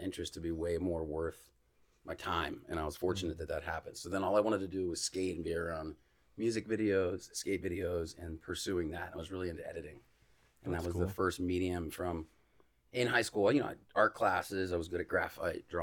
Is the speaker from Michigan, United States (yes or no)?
no; Bradenton, Florida, United States; moved away as an adult; also born or lived in Atlanta / Anna Maria Island; now in St. Petersburg, United States; I have been living in St. Pete now for like 3-4 years, but being from there, you know, I'm in my mid-30s. When I was early 20s, like all of my, you know, young adult creative endeavors were like happening in Bradenton for me.